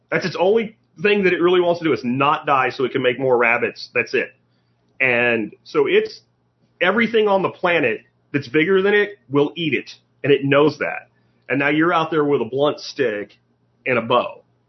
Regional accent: Northeast, United States; And growing up in the Northeast woods, I've seen people spewing sweat, going in a circle without knowing it.

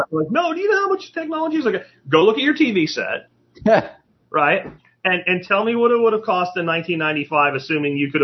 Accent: Pennsylvania, United States; now in Texas, United States; where I grew up in Pennsylvania

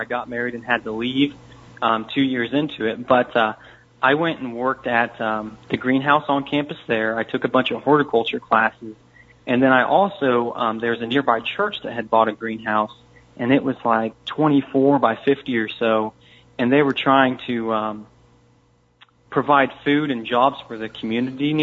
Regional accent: Warsaw, Missouri, United States; I'm from Warsaw, Missouri

